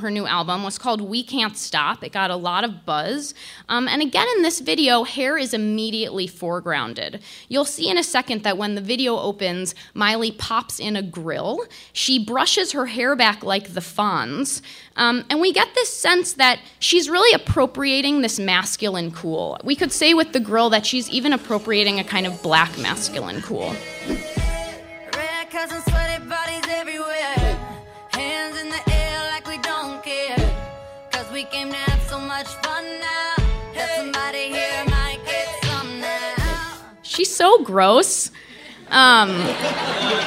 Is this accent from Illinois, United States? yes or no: yes; Chicago, Illinois, United States; As a Chicagoan, lifelong Bulls fan